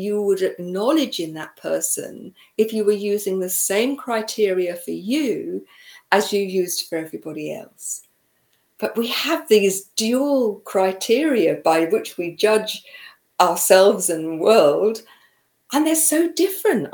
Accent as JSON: {"language": "English", "country": "United Kingdom", "said": "I come from the UK"}